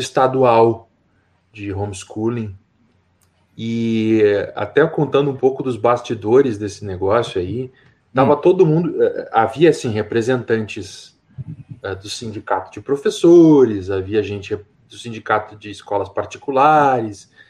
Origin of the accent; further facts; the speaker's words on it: Rio Grande do Sul, Brazil; also born or lived in Canela; sou do Rio Grande do Sul, e eu eh, estou morando em Canela